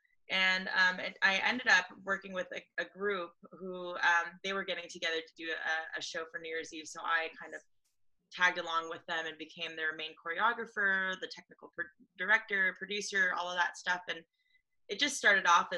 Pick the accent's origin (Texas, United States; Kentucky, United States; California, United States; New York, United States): California, United States; Los Angeles; I grew up in Los Angeles